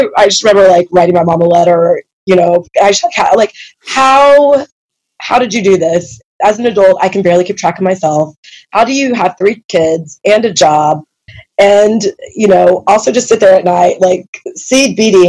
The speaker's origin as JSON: {"language": "English", "town": "Independence", "country": "United States", "tie": "born or raised there", "said": "I grew up in Independence"}